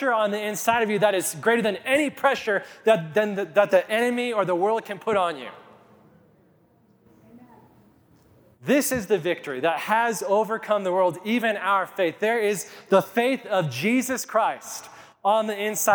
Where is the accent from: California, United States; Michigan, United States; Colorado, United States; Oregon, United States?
Colorado, United States; Kit Carson; When I was just 4 or 5 years old, growing up in Kit Carson, my parents lived in these apartments for low-income housing